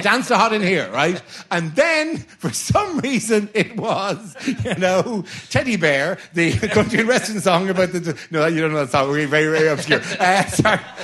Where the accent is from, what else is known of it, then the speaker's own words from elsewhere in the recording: Ireland; I'm Irish